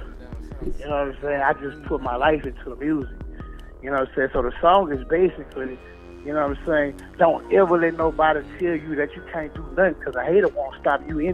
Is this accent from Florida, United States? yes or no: no; Louisiana, United States; I'm from Louisiana